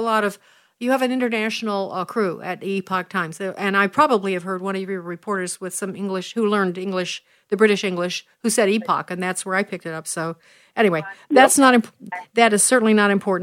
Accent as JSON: {"language": "English", "town": "Chicago", "region": "Illinois", "country": "United States", "tie": "born or raised there", "said": "that's my hometown"}